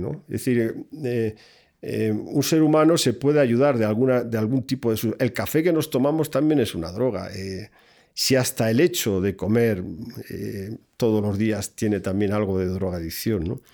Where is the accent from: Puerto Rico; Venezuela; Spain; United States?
Spain; en mi país